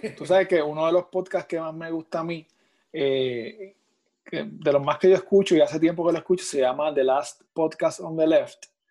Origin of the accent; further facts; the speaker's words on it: Puerto Rico; de aquí de Puerto Rico y de aquí de mi pueblo, de Urabo